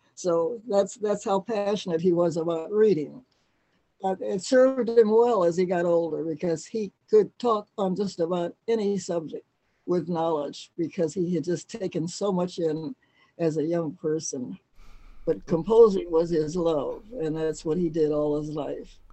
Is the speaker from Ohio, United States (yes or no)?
yes; Cleveland, Ohio, United States; I was born in Cleveland, Ohio, back in 1927